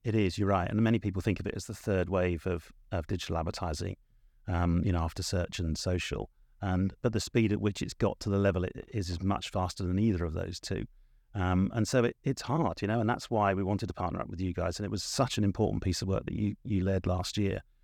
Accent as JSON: {"language": "English", "region": "South of England", "country": "United Kingdom", "said": "I am from the South, but it's the South of England"}